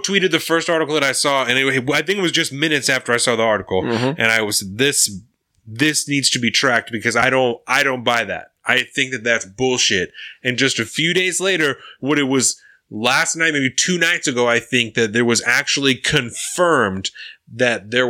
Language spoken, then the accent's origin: English; Canada; I know I'm Canadian